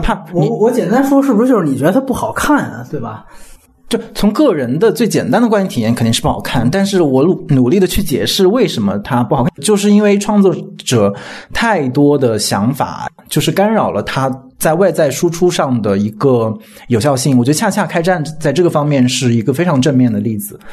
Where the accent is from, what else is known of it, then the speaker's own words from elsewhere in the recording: China; 我们中国人